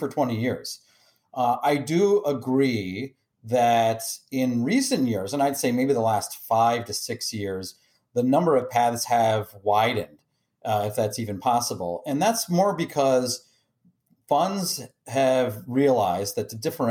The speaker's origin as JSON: {"language": "English", "area": "D.C.", "region": "Maryland suburbs of Washington", "country": "United States", "tie": "born or raised there", "also_born_or_lived": "Michigan", "moved": "yes", "said": "I grew up outside of Washington, D.C. in the Maryland suburbs."}